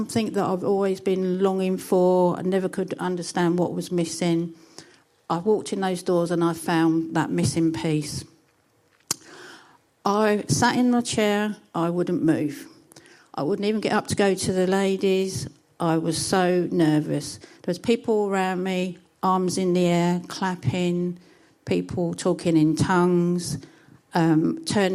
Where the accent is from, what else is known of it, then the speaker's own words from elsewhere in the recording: Chatham, South East England, United Kingdom; As you can tell from my accent, I'm from an extremely posh part of Kent, which is even posher than Whitstable. It's Chatham.